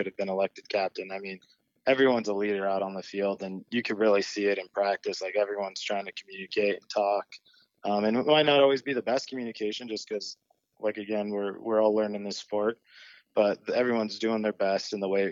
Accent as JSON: {"language": "English", "area": "Orange County", "region": "Southern California", "country": "United States", "also_born_or_lived": "San Diego", "said": "I'm from Southern California, Orange County. Stayed locally for college down in San Diego, so not too far from home."}